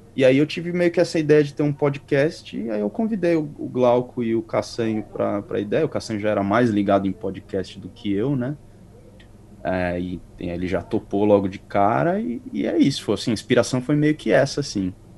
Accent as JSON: {"language": "Portuguese", "town": "Carapicuíba", "region": "São Paulo", "country": "Brazil", "also_born_or_lived": "Europe", "moved": "as an adult", "lives_now": "New Zealand", "said": "sou de São Paulo, mais ou menos de Carapicuíba ali, perto da capital"}